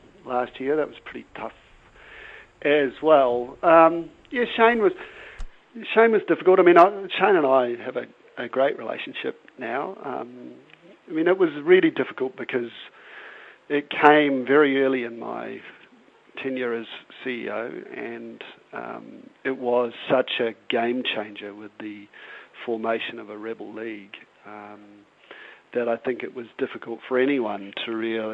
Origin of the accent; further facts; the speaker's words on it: New Zealand; being a New Zealander